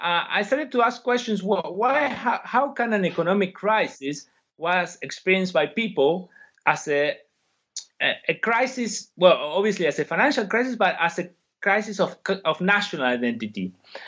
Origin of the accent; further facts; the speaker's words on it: Argentina; moved away as an adult; now in United Kingdom; I come from Argentina, and that's why I had a particular interest in this country initially in my academic career. I studied sociology in Argentina, then I came to the UK to do my PhD